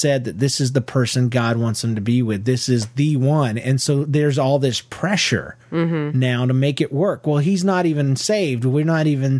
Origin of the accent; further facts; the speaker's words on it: Georgia, United States; moved away; also born or lived in Florida; I grew up in Georgia.